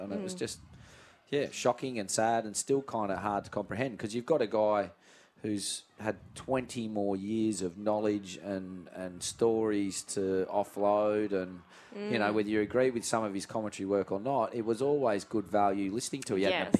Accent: Richmond, New South Wales, Australia; I grew up in Richmond

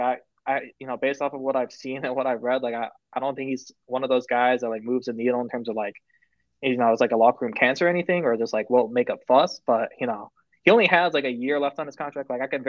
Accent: Michigan, United States; I'm in Detroit. I'm from Michigan.

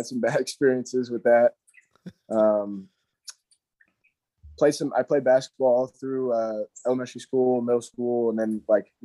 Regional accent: Hendersonville, North Carolina, United States; I was born actually in Hendersonville, North Carolina

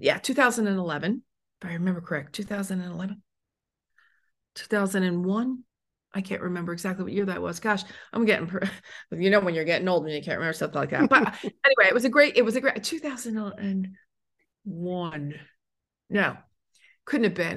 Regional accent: United States; also born or lived in Italy; now in Phoenix, United States; I'm American

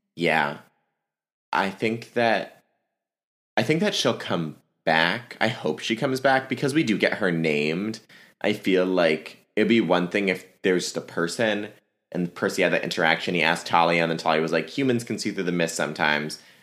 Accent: Alexandria, Virginia, United States; my hometown is Alexandria, Virginia

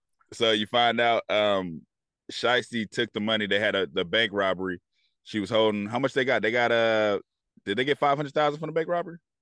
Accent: Bay Area, California, United States; I'm from the Bay Area

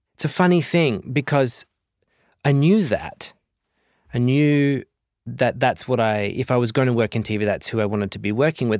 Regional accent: Southern Cross, Western Australia, Australia; moved away as an adult; also born or lived in Perth; now in United States; growing up in Southern Cross

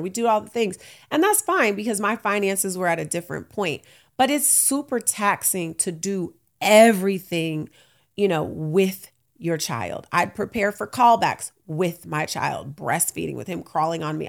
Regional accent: Oakland, California, United States; I'm from Oakland

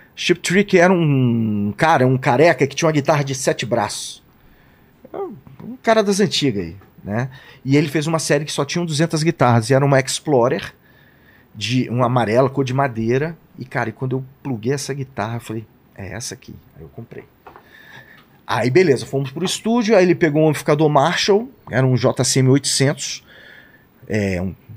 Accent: Brazil; a gente é do Brasil

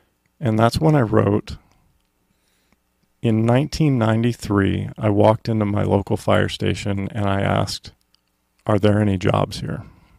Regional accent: Effingham, Illinois, United States; born there; I was born in Effingham, Illinois.

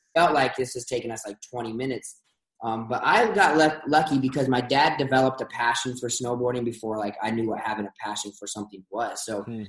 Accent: Bellefontaine, Ohio, United States; also born or lived in Columbus, Ohio; now in Utah, United States; I was born in Columbus. Grew up in Bellefontaine, which is just outside

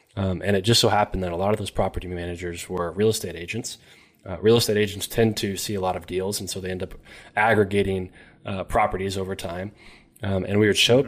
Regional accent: Elizabethtown, Kentucky, United States; from Elizabethtown, Kentucky

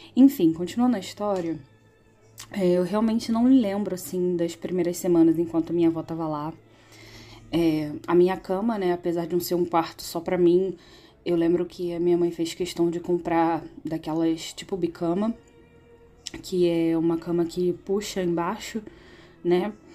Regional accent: Rio de Janeiro, Brazil; eu sou do Rio de Janeiro

